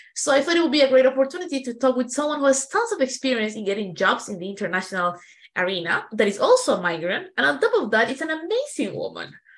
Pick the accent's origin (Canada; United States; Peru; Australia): Peru; moved away; I come from Peru where driving it's like an adventure